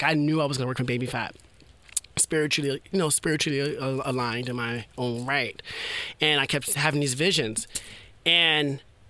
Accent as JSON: {"language": "English", "town": "New York City", "region": "New York", "country": "United States", "said": "You know, I'm from the hood. Well, who are you repping? You know, from Soundview"}